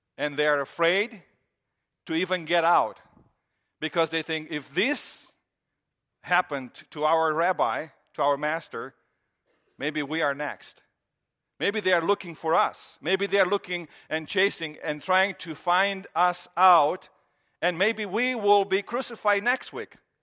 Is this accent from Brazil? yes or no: no; Romania; moved away as an adult; I grew up in Romania, and in Romania, we grew up with this idea, and that's how I was through middle school and, you know, elementary and high school.